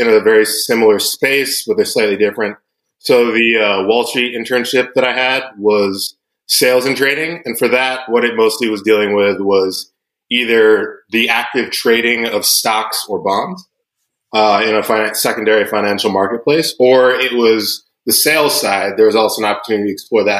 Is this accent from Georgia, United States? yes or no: yes; Atlanta, Georgia, United States; I was born and raised in Atlanta, Georgia